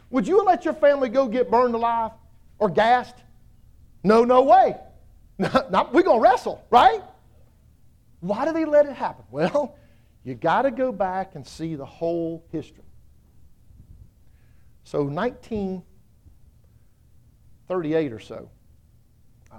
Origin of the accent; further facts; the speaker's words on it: South Carolina, United States; I'm from South Carolina